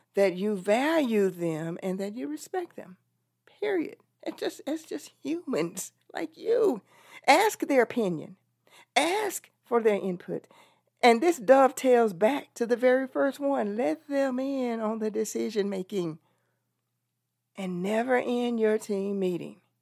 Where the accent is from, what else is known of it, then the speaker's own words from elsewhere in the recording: Texas, United States; I'm from Texas